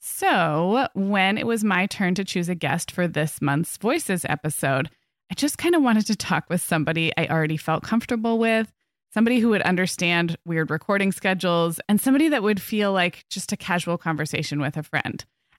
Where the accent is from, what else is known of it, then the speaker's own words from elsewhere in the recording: California, United States; I'm a Californian, but I haven't spent a lot of time there.